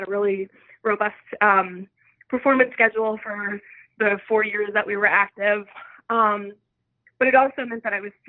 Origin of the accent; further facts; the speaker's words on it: New York City, New York, United States; also born or lived in Bay Ridge, Brooklyn; I grew up in Bensonhurst, Brooklyn, and I moved a whole 20 minutes away to Bay Ridge, Brooklyn, and I've been living here ever since.